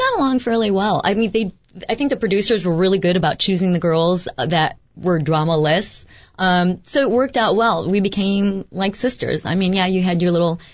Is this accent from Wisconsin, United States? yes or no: no; Chicago, Illinois, United States; born or raised there